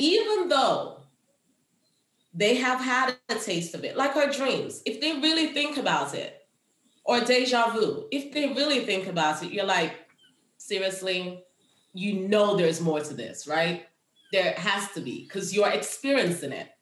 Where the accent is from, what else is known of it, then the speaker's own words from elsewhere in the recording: Kingston, Jamaica; now in United States; I grew up in Jamaica where we had a bush for everything.